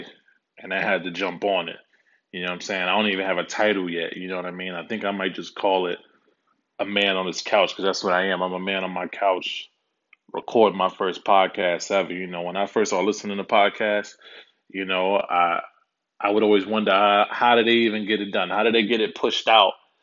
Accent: New York City, New York, United States; also born or lived in Dallas, Texas; now in California, United States; born and raised in Harlem

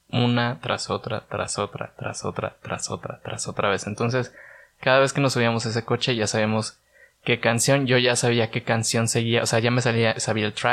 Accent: Morelia, Michoacán, Mexico; Mi concepto nació en Guadalajara, yo soy de Morelia

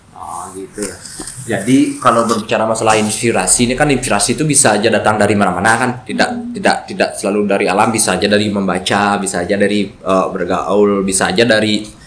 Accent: Ubud, Bali, Indonesia; saya juga dari Ubud Perang Tegal

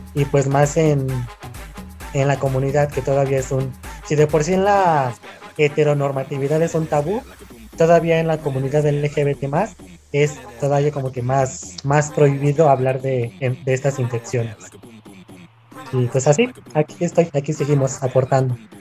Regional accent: Chihuahua, Mexico; soy originario de Chihuahua

